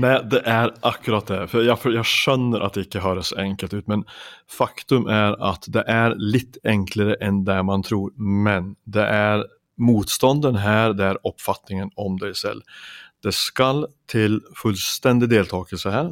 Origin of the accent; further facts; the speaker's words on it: Finnskogen, Värmland, Sweden; oppveksten min hjemme i Finnskogen i Sverige